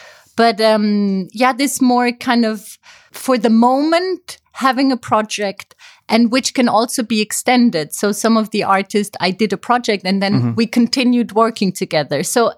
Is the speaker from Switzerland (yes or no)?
yes; Zurich, Switzerland; also born or lived in Paris / Amsterdam; now in Berlin, Germany; I studied communication in Paris. I'm actually from Switzerland. I have kind of a nomadic life myself.